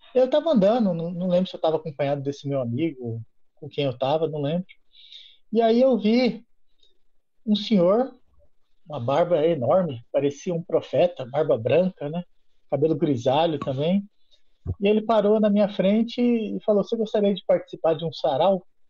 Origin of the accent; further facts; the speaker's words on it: Guarulhos, São Paulo, Brazil; moved away as an adult; also born or lived in Juiz de Fora, Minas Gerais / Viçosa, Minas Gerais; eu sou de Guarulhos